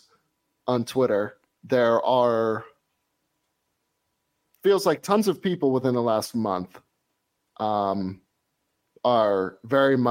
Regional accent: Maryland, United States; moved away as an adult; now in Boston, United States; I grew up in Maryland

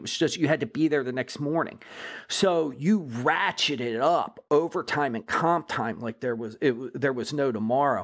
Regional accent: Laurel, Maryland, United States; I moved over into my hometown, Laurel, Maryland

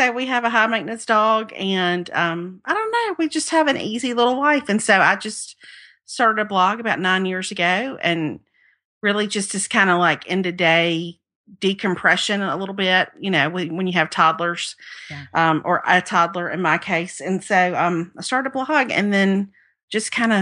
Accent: Mississippi, United States; moved away as an adult; also born or lived in Baton Rouge, Louisiana; now in Birmingham, United States; I've lived in the Deep South my whole life. I grew up in Mississippi

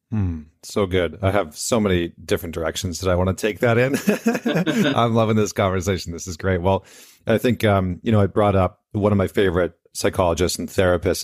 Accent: Canada; I'm Canadian

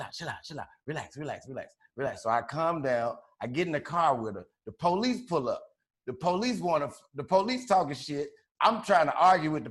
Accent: Chicago, Illinois, United States; I'm from Chicago

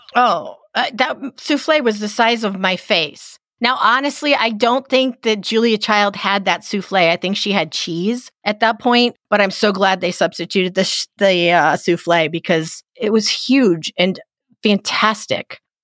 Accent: East Coast, United States; I'm from the East Coast

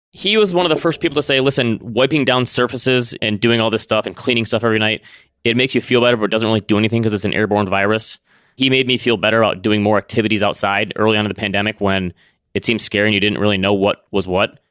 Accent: Midwest, United States; growing up in the Midwest

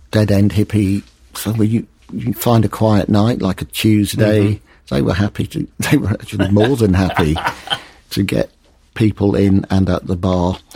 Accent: Leeds, Yorkshire and the Humber, United Kingdom; moved away; I'm from Leeds.

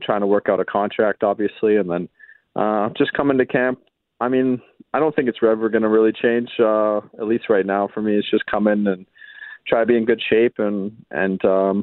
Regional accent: Vancouver, British Columbia, Canada; also born or lived in Winnipeg; growing up in Vancouver

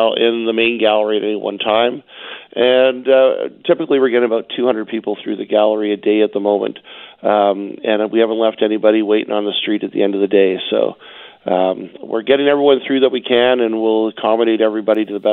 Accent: Vancouver, British Columbia, Canada; I grew up in Vancouver myself

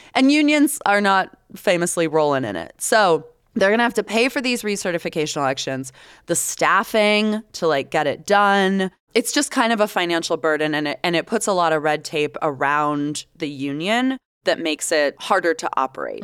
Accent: Tampa, Florida, United States; now in Utah, United States; My hometown

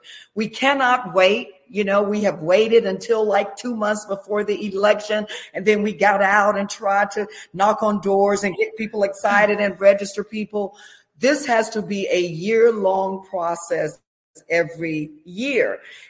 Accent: Jacksonville, Florida, United States; also born or lived in Orlando, Florida; I was born and raised in North Florida in Jacksonville.

